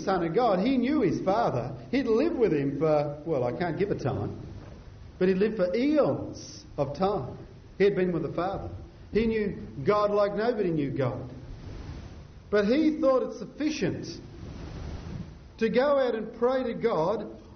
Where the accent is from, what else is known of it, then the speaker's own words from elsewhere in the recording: Scotland, United Kingdom; now in Adelaide, Australia; being a Scotsman